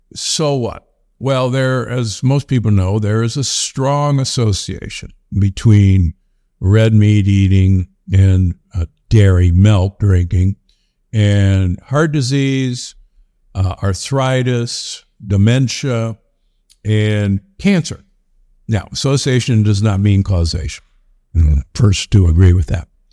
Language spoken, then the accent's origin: English; Omaha, Nebraska, United States; moved away; I'm from Omaha, Nebraska originally